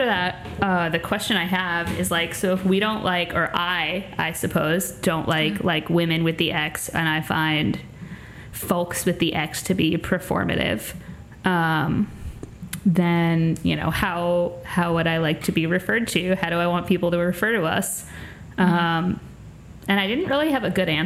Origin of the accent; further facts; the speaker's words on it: Long Island, New York, United States; I'm very much from Long Island